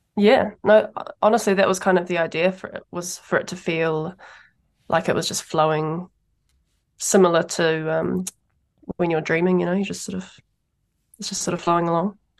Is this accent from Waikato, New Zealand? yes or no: yes; Taupō, Waikato, New Zealand; now in Wellington, New Zealand; I grew up in Taupō